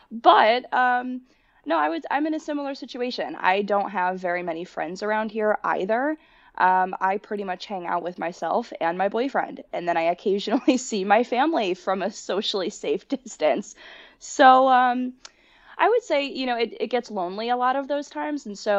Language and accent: English; Connecticut, United States; So I moved last January back to Connecticut. I am from Connecticut, but moved having not really kept in touch with anybody I went to high school with.